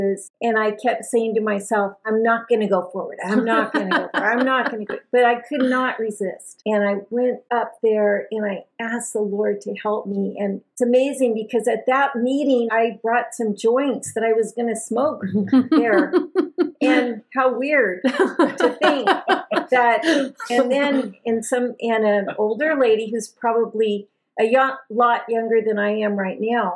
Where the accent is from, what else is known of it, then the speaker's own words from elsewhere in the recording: East Bay, San Francisco Bay Area, California, United States; I grew up in the Bay Area. In the East Bay